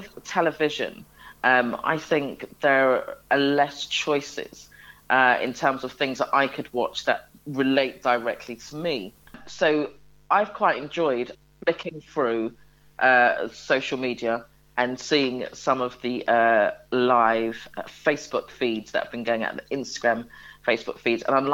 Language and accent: English; London, United Kingdom; I spent most of my childhood in an area in London, Wembley, more specifically at Chalk Hill